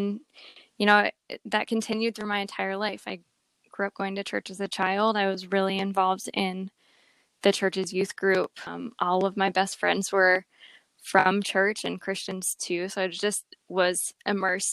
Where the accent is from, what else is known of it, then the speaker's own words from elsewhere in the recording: New Jersey, United States; moved away as an adult; also born or lived in Indiana / Colorado; I moved from New Jersey out to Colorado, where I was an adult on my own without my family.